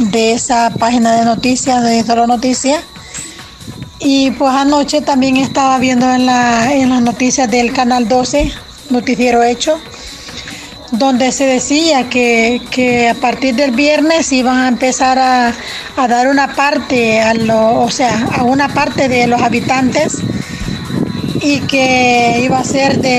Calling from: Corinto, Morazán, El Salvador; Y aquí pues escuchándolos en Cantón Matapalo 2, Corinto Morazán. Y aquí esperamos que se encuentren bien y que Dios los bendiga a todos los seres salvadoreños

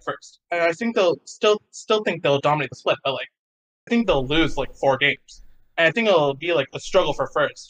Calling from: Dallas, Texas, United States; Dallas, Texas.

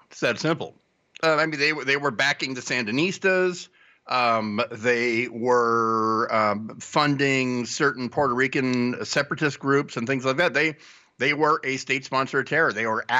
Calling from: Tonga; I'm calling from Tonga.

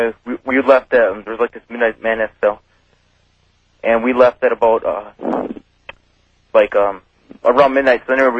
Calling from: Seymour, Wisconsin, United States; Yeah, I'm calling from Seymour, Wisconsin.

